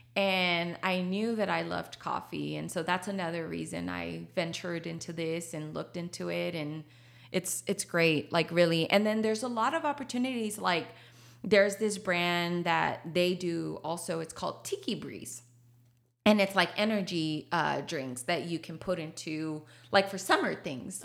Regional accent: Laredo, Texas, United States; first language Spanish; English is a second language; moved away as an adult; now in San Antonio, United States; I'm from Laredo, Texas

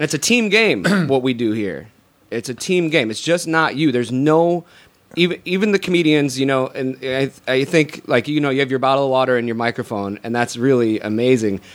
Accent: Syracuse, New York, United States; moved away as an adult; also born or lived in Scotland; now in Los Angeles, United States; I grew up in Syracuse, New York.

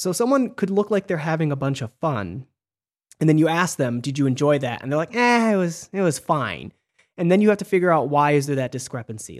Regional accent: Michigan, United States; I'm from Michigan, and we didn't play Mafia in school.

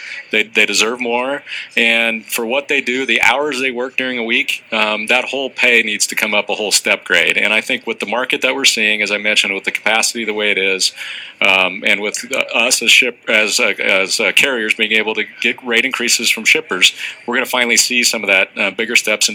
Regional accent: Nebraska, United States; I'm from Nebraska.

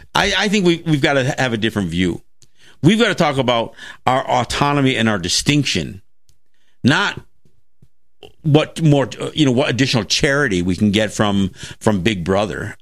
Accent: Kahnawake, Quebec, Canada; now in Seneca Territory, United States; I'm Mohawk from Ganawagay

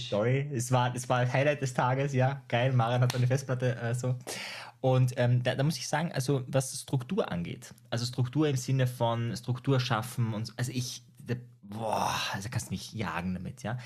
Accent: Austria; ich komme aus Österreich

